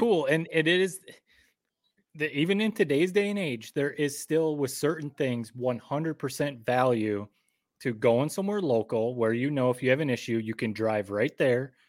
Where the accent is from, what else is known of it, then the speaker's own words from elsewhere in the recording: Michigan, United States; now in Connecticut, United States; born and raised in Michigan